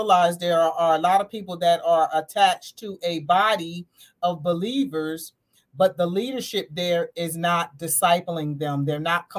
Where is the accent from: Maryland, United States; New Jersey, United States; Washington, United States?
New Jersey, United States; Southern; I am from New Jersey, Southern New Jersey.